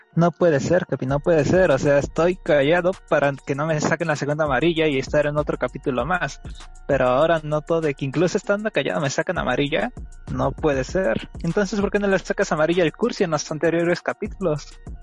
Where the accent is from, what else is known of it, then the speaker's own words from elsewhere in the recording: Mexico; porque somos mexicanos